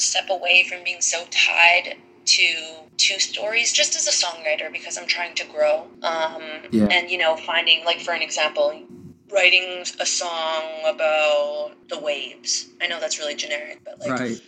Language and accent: English; Thunder Bay, Ontario, Canada; moved away as an adult; now in Nashville, United States; I am originally from Thunder Bay, Ontario, Canada